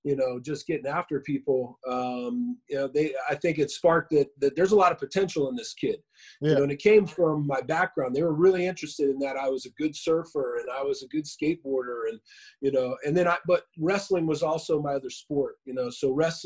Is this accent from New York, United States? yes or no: no; Inland Empire, California, United States; also born or lived in Washington State / Moreno Valley, California; I grew up out in the Inland Empire. I live out here. I live in Riverside, Woodcrest area, but like Lake Matthews, March Air Force Base area of Riverside. And I moved here when I was about 10 years old from Washington State